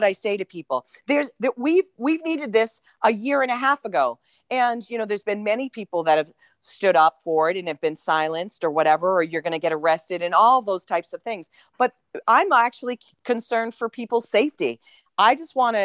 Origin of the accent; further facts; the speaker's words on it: Manchester, New Hampshire, United States; I grew up in Manchester